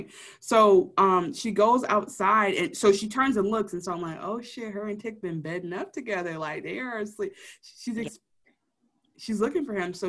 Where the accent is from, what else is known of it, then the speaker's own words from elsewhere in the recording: Detroit, Michigan, United States; being from Detroit